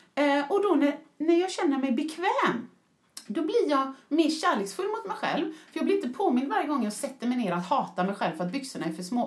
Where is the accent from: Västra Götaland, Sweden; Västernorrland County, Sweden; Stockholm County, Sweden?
Västra Götaland, Sweden; Mölndal; jag är en förortsbrud från Mölndal som pratar bösigt